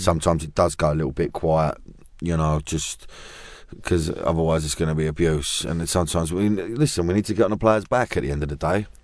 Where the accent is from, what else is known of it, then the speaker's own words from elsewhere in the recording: London, United Kingdom; I'm from Custom House Canning mm. Town